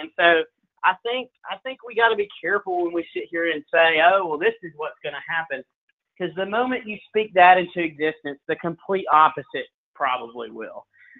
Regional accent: Huntsville, Alabama, United States; I live up here now. My whole family lives up here. I'm from Huntsville.

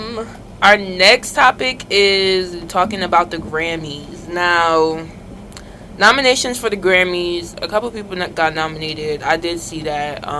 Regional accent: Irvington, New Jersey, United States; From Irvington

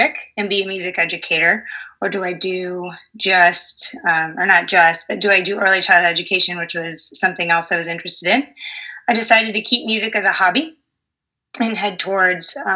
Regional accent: suburb of Toledo, Michigan, United States; now in Sidney, United States; I grew up in Michigan as a suburb of Toledo. So I can use my hand to point where I'm from

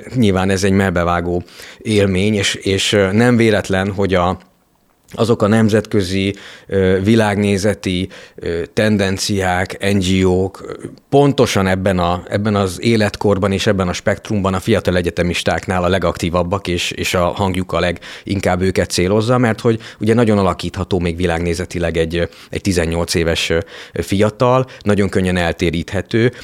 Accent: Kiskunfélegyháza, Bács-Kiskun, Hungary; moved away as an adult; also born or lived in Budapest; nekem ilyen kiskunfélegyháza, Eh, ahol eh, felnőttem

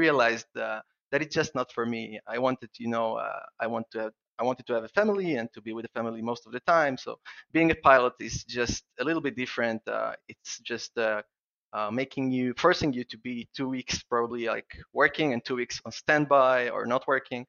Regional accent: Israel; I would like first to apologize for my accent. I'm from Israel and I have a strange accent when I'm excited

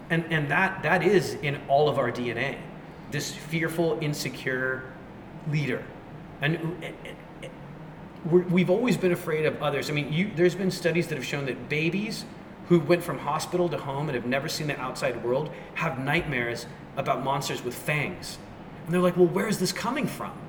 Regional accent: United States; it was this default software that was in my brain because I grew up in America and I never questioned it.

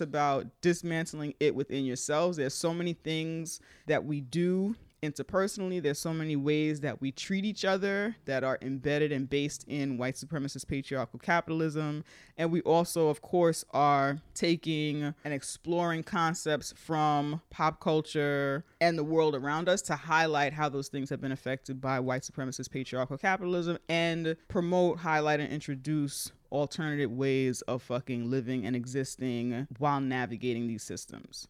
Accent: New York City, New York, United States; also born or lived in Manhattan; We're both from the Bronx

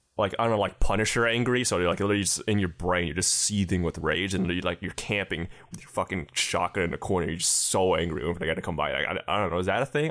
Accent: United States; as an American

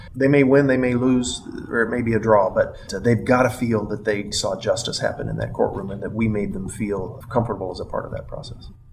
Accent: Missouri, United States; as a Missourian, as an American

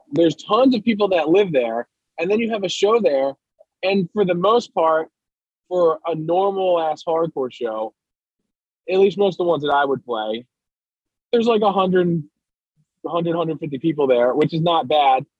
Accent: Doylestown, Pennsylvania, United States; I'm from Doylestown, and uh, I went to Lenape Middle School

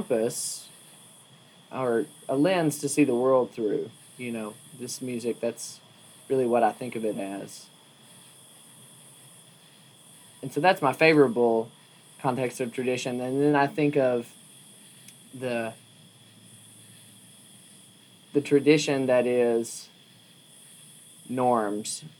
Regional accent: Wytheville, Virginia, United States; moved away as an adult; now in Berea, United States; I was born and raised in Wytheville, Virginia

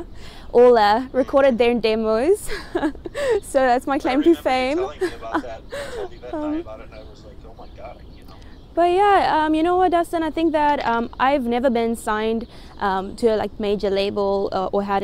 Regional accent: South Africa; now in United States

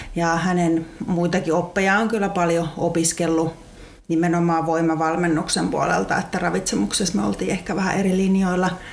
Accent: Lahti, Päijät-Häme, Finland; mulla se on sieltä ihan Lahdesta hiihtokaupungista olen kotoisin ja siellä ihan ala-asteella oli liikuntaluokalla

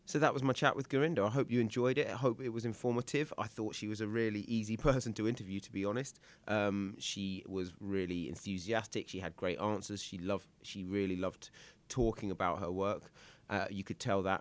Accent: Northern Ireland, United Kingdom; an young Indian girl growing up in Northern Ireland

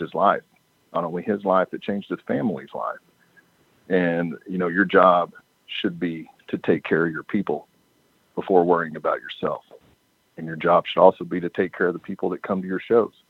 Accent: Ardmore, Oklahoma, United States; I'm from Ardmore, Oklahoma, and we'd always ran shows just in Ardmore

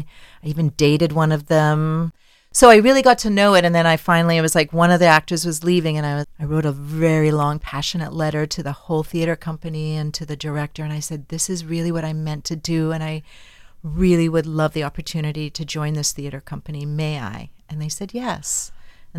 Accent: Winnipeg, Manitoba, Canada; moved away as an adult; now in Damascus, United States; I trained at a university in my hometown in Winnipeg

